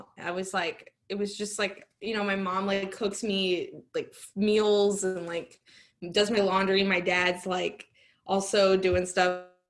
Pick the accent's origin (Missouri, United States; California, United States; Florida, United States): Florida, United States; Weston; I'm from Weston